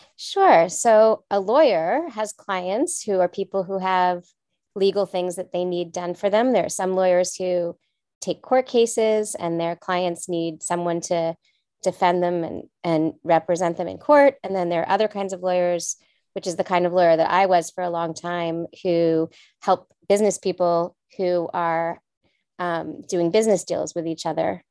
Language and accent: English; Los Angeles, California, United States; also born or lived in France; I grew up in Los Angeles